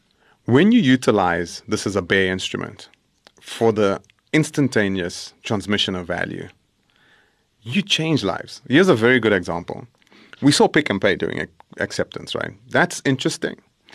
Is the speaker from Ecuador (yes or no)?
no; El Dorado Park, California, United States; where a person sitting where I grew up in El Dorado Park can take their talent